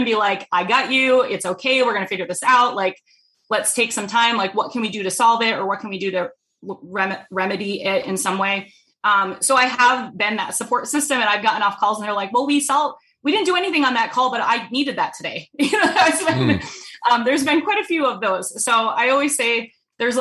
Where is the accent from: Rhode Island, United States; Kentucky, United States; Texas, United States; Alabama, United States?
Rhode Island, United States; now in Minnesota, United States; I'm from Rhode Island